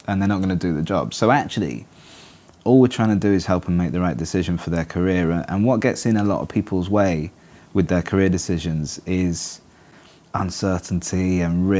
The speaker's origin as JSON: {"language": "English", "town": "Manchester", "region": "North West England", "country": "United Kingdom", "also_born_or_lived": "Reigate, Surrey / London", "moved": "yes", "lives_now": "Cardiff, United Kingdom", "said": "I'm from Manchester."}